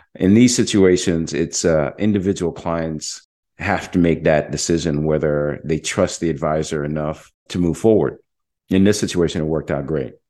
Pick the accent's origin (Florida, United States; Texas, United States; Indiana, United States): Florida, United States; Jacksonville; now in Orlando, United States; I was just at my hometown. Most of my family uh, lives in Jacksonville, Florida. As you know, I'm, I'm here in Orlando. I go home quite often